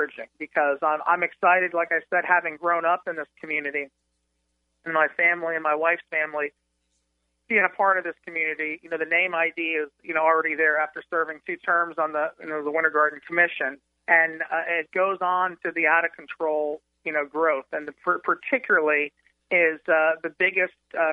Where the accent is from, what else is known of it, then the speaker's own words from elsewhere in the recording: West Orange County, Florida, United States; also born or lived in Dr. Phillips, Florida / Windermere, Florida; I grew up in West Orange County